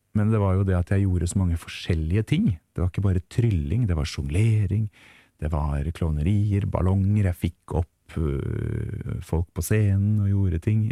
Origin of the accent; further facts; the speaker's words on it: Tønsberg, Vestfold, Norway; also born or lived in Teie; hjemme i Tønsberg